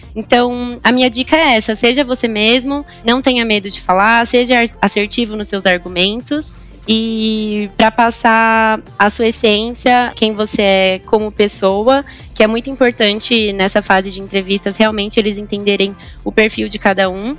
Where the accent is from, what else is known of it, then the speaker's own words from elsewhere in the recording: São Bernardo do Campo, São Paulo, Brazil; first language Portuguese; moved away as an adult; also born or lived in Japan; now in Sorocaba, Brazil; Eu nasci no Japão, mas eu sou brasileira. Em praticamente a minha vida inteira eu morei em São Paulo, mais especificamente em São Bernardo, que é a região do ABC paulista